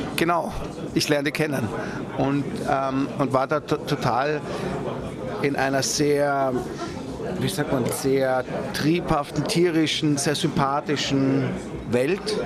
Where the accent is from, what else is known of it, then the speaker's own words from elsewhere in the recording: Vienna, Austria; ich komme aus Wien und das war auch wiederum ein wichtiger Punkt für mich zurückzukehren nach Wien, dort wo ich groß geworden bin